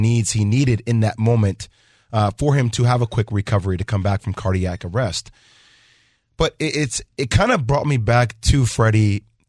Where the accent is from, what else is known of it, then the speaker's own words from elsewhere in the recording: New Jersey, United States; moved away as an adult; also born or lived in North Carolina; I was born and raised in Jersey, and I went 9 hours away to the state of North Carolina to go to play basketball at Duke.